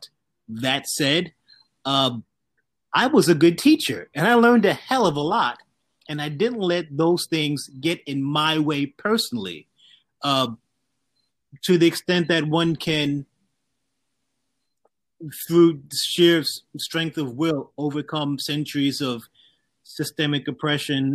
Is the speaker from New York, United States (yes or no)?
yes; New York City, New York, United States; The neighborhood that I grew up in Southeast Queens, was poor